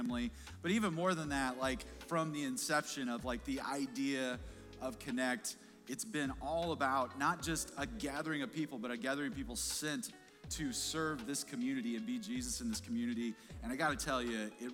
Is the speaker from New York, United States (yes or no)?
no; Kansas City, Missouri, United States; we're big Chiefs fans. We're from Kansas City